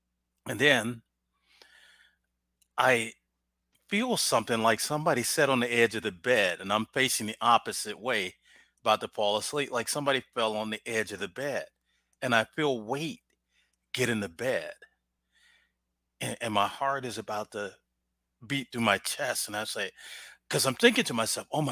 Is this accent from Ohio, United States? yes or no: yes; Cleveland, Ohio, United States; now in Columbus, United States; I'm originally from Cleveland